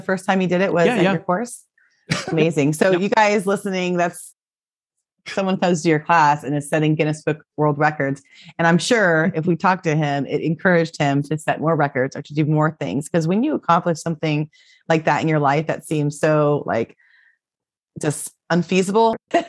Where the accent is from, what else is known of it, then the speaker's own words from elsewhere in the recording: Florida, United States; And I grew up in Florida, walking on the hot cement all day growing up.